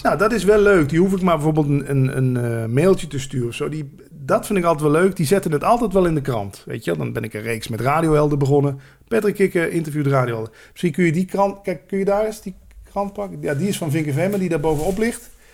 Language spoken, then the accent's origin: Dutch; Landgraaf, Limburg, Netherlands; moved away; also born or lived in Randstad; als Limburger